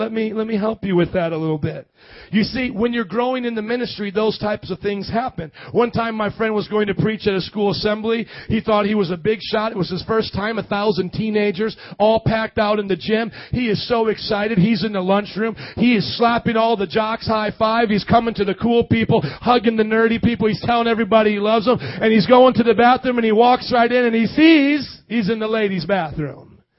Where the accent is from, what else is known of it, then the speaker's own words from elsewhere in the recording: Midwest, United States; I was born and raised in the Midwest, never spent more than a week in the South except on vacation with my family, and I am preaching with a Southern accent.